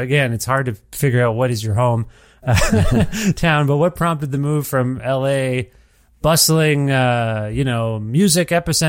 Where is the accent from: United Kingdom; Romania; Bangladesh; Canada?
Canada; as a Canadian